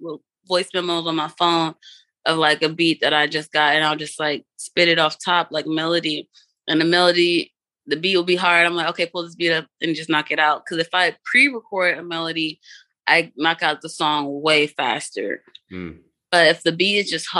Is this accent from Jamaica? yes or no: no; Georgetown, Demerara-Mahaica, Guyana; I'm from Georgetown. I have to put my people on